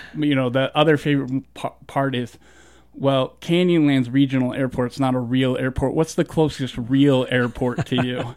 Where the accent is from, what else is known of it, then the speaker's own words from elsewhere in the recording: Southeast, United States; now in Moab, United States; when I lived in the South